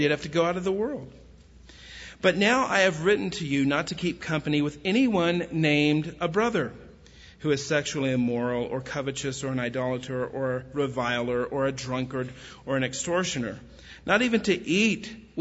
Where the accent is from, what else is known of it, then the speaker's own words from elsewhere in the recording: West Texas, United States; I grew up in West Texas